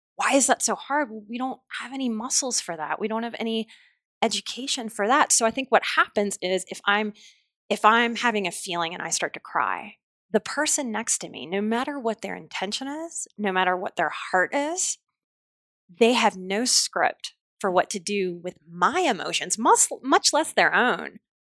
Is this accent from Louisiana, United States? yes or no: yes; New Orleans, Louisiana, United States; I'm from New Orleans